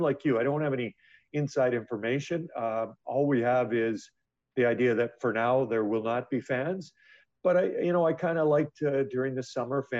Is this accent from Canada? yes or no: yes; Edmonton, Alberta, Canada; I'm born and raised in Edmonton